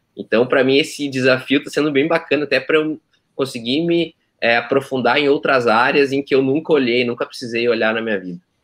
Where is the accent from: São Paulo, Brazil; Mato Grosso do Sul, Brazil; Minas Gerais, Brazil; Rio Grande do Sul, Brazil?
Rio Grande do Sul, Brazil; Santa Cruz do Sul; moved away as an adult; also born or lived in Porto Alegre; eu sou nascido e criado em Santa Cruz, tá? Então a cidade é até perto de vocês aí